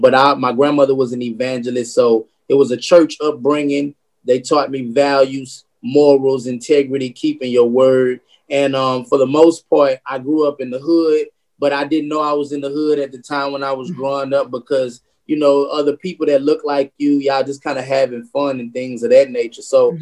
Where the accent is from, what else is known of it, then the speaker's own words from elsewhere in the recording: Baton Rouge, Louisiana, United States; So I'm from Sherwood Forest. Okay. But I'm from not like the good part of Sherwood Forest. We call it Sherwood. From like the poverty side, I went to Bel Air High School.